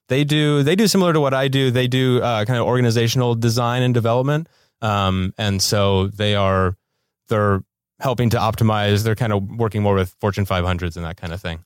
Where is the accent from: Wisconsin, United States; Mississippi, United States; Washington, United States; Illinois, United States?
Wisconsin, United States; Milwaukee; moved away as an adult; now in Los Angeles, United States; I'm from Milwaukee, Wisconsin.